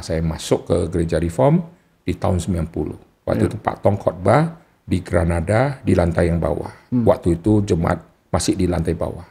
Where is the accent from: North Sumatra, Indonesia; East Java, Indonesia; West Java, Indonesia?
North Sumatra, Indonesia; Jadi di Sumatera Utara, kalau disebut saya Kristen tapi Chinese